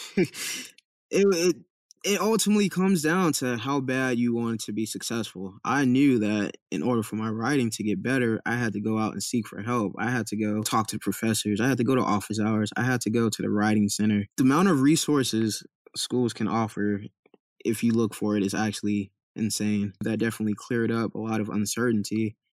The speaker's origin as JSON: {"language": "English", "town": "Compton", "region": "California", "country": "United States", "tie": "born or raised there", "also_born_or_lived": "Irvine, California", "said": "I grew up in Compton, California"}